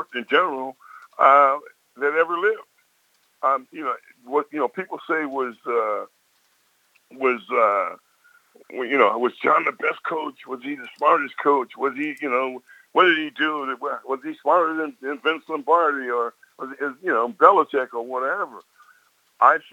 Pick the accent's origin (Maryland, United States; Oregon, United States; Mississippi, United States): Maryland, United States; Baltimore; Baltimore is my hometown